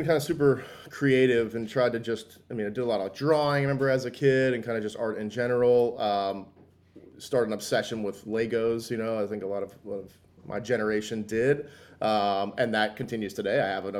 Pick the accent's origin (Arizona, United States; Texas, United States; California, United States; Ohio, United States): Arizona, United States; also born or lived in New York / New Jersey; So I grew up, kind of moved around. I grew up like when I was really young back in New York, moved to New Jersey. Then my mom got transferred out to Arizona. So kind of from when I was like 9 or 10 in Arizona up through high school